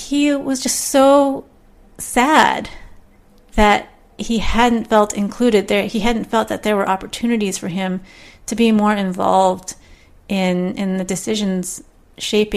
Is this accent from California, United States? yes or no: yes; Southern California, United States; I'm from Southern California